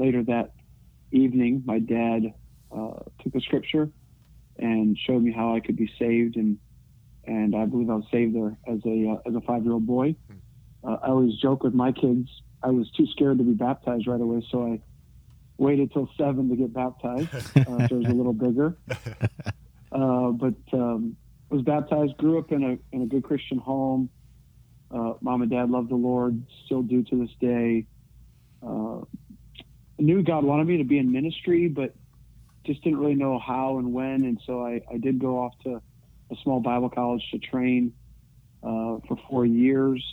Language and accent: English; Chicago, Illinois, United States; moved away as an adult; also born or lived in Brooklyn, New York; I'm originally from the Chicagoland region